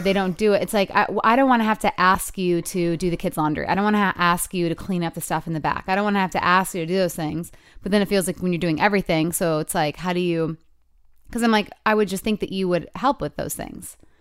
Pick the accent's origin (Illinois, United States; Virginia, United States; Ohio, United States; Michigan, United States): Michigan, United States; moved away; it's my hometown